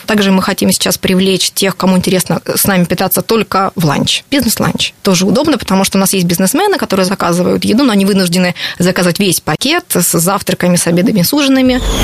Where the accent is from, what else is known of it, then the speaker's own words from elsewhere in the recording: Rostov-on-Don, Rostov Oblast, Russia; moved away as an adult; also born or lived in Moscow / London; now in Rostov-on-Don, Russia; 10 лет прожив в Москве, я задумалась о том, что я хочу в родном городе открыть что-то